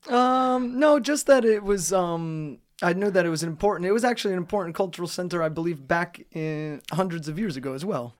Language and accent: English; United States; moved away as an adult; now in Trnava, Slovakia; My hometown in America doesn't have a pedestrian center or a square in the middle of the town.